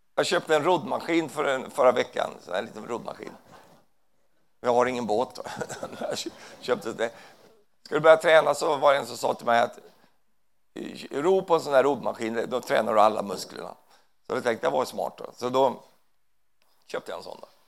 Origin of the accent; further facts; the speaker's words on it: Sweden; Jag är ju svensk